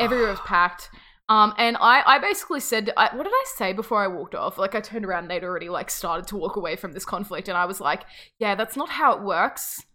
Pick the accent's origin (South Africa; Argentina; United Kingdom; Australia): Australia; we are Australian